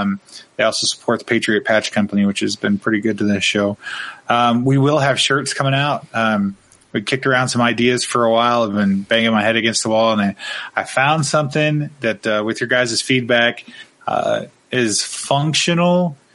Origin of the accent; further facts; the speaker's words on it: Oregon, United States; formed literally 5 miles away from where I grew up in Southern Oregon.